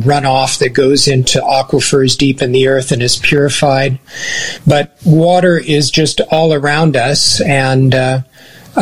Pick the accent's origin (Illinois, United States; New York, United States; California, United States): California, United States; Southern; moved away as an adult; now in Kurrajong, Australia; Originally from Southern California, and moved here in 2005